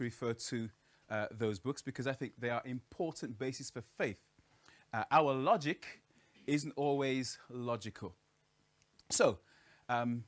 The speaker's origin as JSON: {"language": "English", "town": "Birmingham", "region": "West Midlands", "country": "United Kingdom", "tie": "born or raised there", "said": "I'm from Birmingham, actually. I grew up in Alum Rock as a little child."}